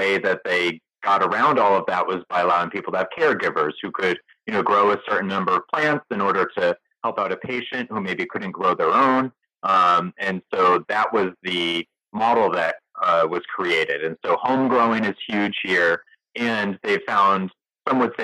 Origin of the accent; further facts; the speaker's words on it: Connecticut, United States; also born or lived in Boston, Massachusetts; now in Portland, Maine, United States; I'm from Connecticut originally